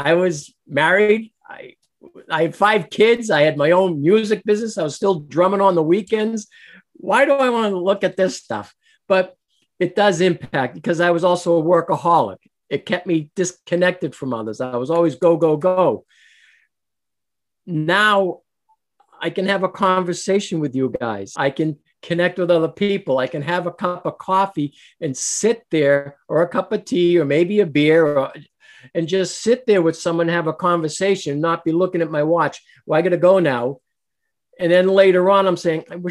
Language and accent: English; Boston, Massachusetts, United States; moved away; also born or lived in New Hampshire; I was born in Boston, but I lived in Massachusetts, then moved to New Hampshire